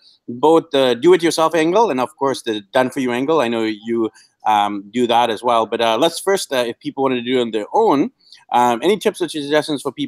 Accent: Vancouver, British Columbia, Canada; moved away; my hometown of Vancouver

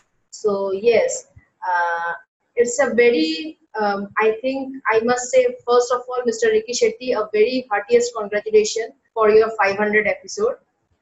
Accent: Kolkata, West Bengal, India; I'm from Kolkata.

